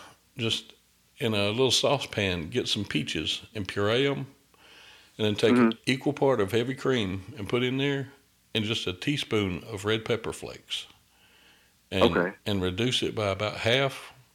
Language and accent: English; the South, United States; I'm from the South. I'm almost 300 pounds, but I don't really like salt a lot.